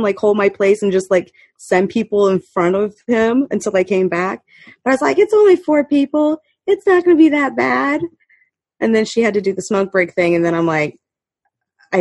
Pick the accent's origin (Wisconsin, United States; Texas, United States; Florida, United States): Florida, United States; I'm from Florida